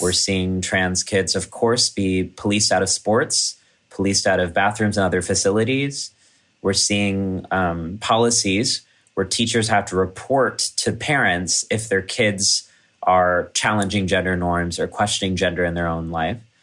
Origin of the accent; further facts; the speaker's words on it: College Station, Texas, United States; moved away; my hometown in Texas